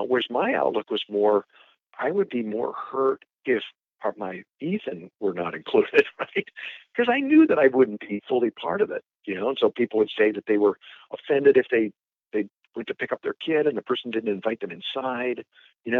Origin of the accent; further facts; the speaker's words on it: Omaha, Nebraska, United States; also born or lived in Chicago, Illinois; I'm from Nebraska, Omaha, Nebraska